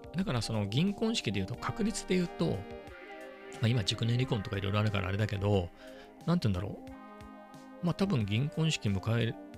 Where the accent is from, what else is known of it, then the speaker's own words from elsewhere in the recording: Ibaraki, Japan; 地元、本当の田舎の茨城で言えば、遅いなっていうところです